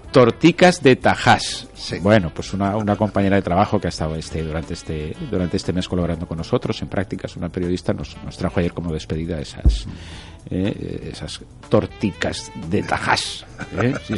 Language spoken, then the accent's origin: Spanish; Torrent, Valencian Community, Spain; soy de, de Torrent